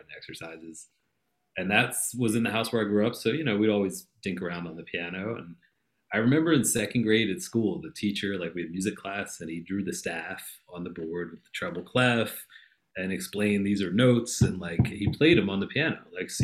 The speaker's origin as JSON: {"language": "English", "town": "Philadelphia", "region": "Pennsylvania", "country": "United States", "tie": "born or raised there", "also_born_or_lived": "Boston", "said": "Where did I grow up? Philadelphia"}